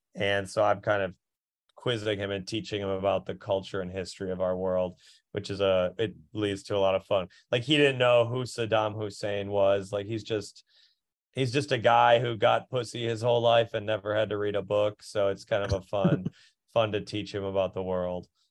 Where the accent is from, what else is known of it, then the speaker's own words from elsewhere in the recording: Minneapolis, Minnesota, United States; moved away; I'm from Minneapolis